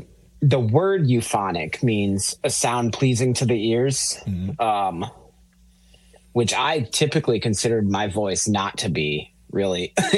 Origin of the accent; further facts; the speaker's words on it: Springfield, Massachusetts, United States; now in California, United States; my hometown of Springfield, Massachusetts